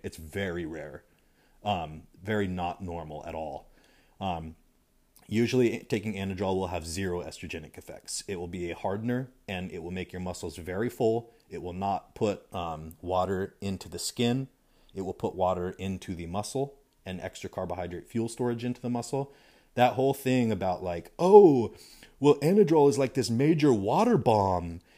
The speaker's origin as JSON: {"language": "English", "region": "California", "country": "United States", "tie": "born or raised there", "also_born_or_lived": "Idaho / Utah / Montana", "said": "I grew up in California and lived in several states around the West Coast, um, uh, Idaho, Utah, Montana, California"}